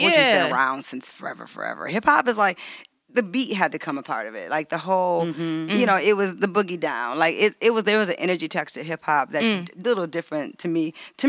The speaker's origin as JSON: {"language": "English", "town": "Detroit", "region": "Michigan", "country": "United States", "tie": "born or raised there", "moved": "as an adult", "said": "I'm from Detroit. Right. I was like, he said, what about your parents? I was like, they're just working class people from the west side of Detroit. I went to Detroit public schools."}